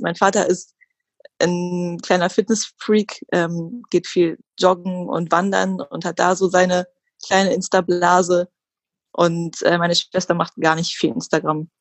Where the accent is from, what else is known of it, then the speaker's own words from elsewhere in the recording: Hildesheim, Lower Saxony, Germany; moved away as an adult; now in Hamburg, Germany; bin aufgewachsen in Hildesheim, das ist bei Hannover, wohne jetzt seit zwei Jahren in Hamburg